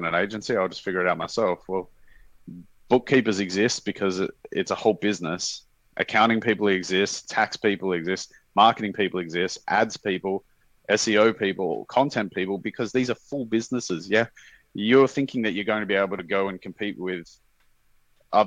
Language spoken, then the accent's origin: English; Sydney, New South Wales, Australia; moved away as an adult; also born or lived in Thailand; now in Singapore; We're from Sydney originally, Sydney, Australia